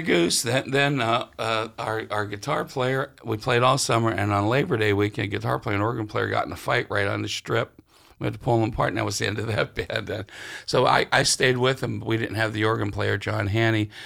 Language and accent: English; Sharon, Pennsylvania, United States; I'm from, uh, Sharon, Pennsylvania.